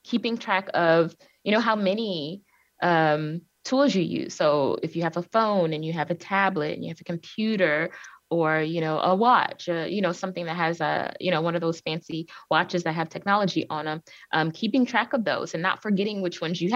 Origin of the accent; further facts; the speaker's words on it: Cleveland, Ohio, United States; I'm originally from Cleveland, Ohio. That's where I was born and raised